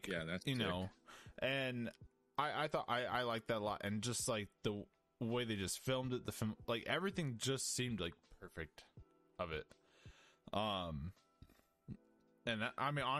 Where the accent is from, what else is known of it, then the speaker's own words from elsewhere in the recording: United States; good old basic American